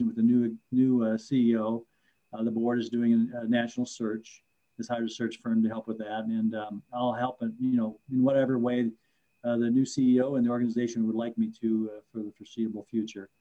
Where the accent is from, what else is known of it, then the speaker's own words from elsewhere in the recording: rural Iowa, United States; moved away as an adult; now in Twin Cities, United States; affordable homes in rural Iowa, which is where I grew up.